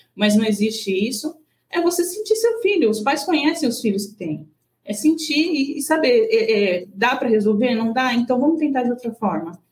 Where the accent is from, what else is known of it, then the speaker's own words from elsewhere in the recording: Brazil; now in Japan; nós, como bons brasileiros